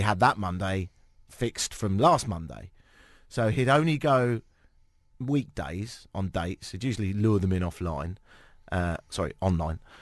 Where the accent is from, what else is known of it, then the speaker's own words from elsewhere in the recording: United Kingdom; moved away as an adult; also born or lived in Ottawa, Canada; now in Toronto, Canada; I'm British and I don't have a Canadian passport yet